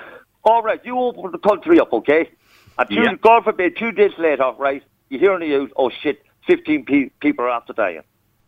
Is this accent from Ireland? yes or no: yes; County Louth, Leinster, Ireland; I'm County Loud.